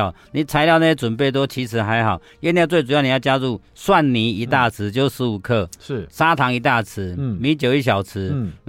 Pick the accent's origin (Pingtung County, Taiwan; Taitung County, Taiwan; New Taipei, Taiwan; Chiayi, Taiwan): New Taipei, Taiwan; Pingxi; 我是台北县，现在新北市的平溪乡了。